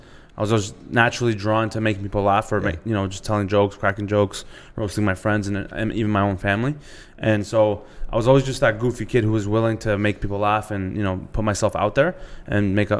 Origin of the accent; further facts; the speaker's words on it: Toronto, Ontario, Canada; also born or lived in Markham, Ontario; I'm turning 26, and I'm from Markham, Ontario. Born and raised in Scarborough, though.